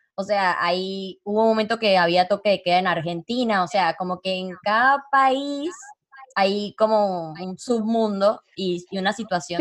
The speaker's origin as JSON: {"language": "Spanish", "country": "Venezuela", "also_born_or_lived": "Panama", "moved": "as an adult", "lives_now": "Uruguay", "said": "yo me fui de Venezuela hace seis, años."}